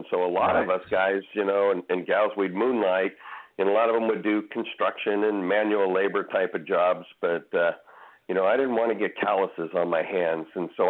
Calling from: Sacramento, California, United States; I'm calling from Northern California up in the Sacramento area.

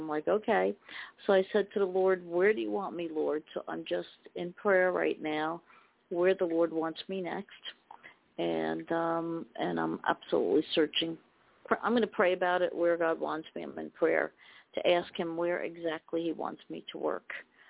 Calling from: New Jersey, United States; from New Jersey. I'm calling in for prayer.

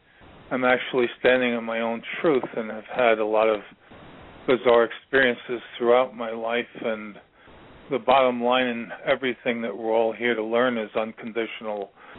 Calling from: Virginia, United States; I'm calling from Virginia

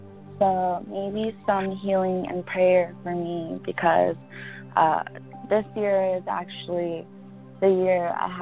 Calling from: Los Angeles, California, United States; Los Angeles.

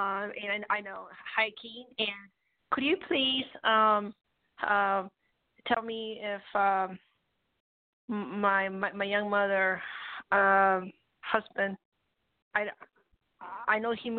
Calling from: Colorado, United States

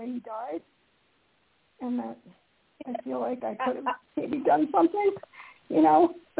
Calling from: Colorado, United States; I'm calling from Colorado.

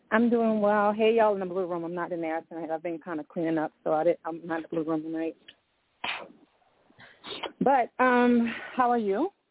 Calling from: New Orleans, Louisiana, United States; I'm calling from New Orleans, Louisiana.

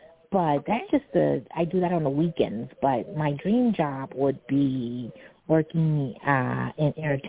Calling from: New York City, New York, United States; Hi. This is … I'm calling from New York City.

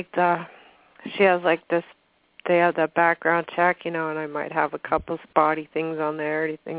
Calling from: Washington, United States; I'm calling from Washington State.

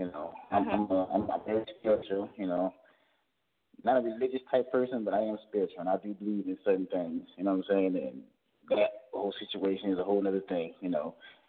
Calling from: Georgia, United States; from Georgia.

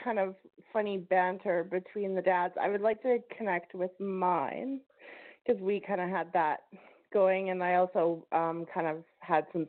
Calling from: Vancouver, British Columbia, Canada; I'm calling from Vancouver

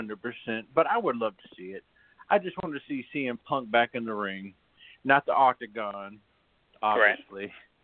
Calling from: Big Spring, Texas, United States; I'm calling from Big Springs, Texas.

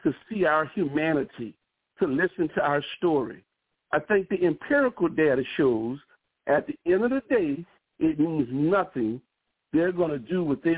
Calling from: New Orleans, Louisiana, United States; I'm calling here from New Orleans

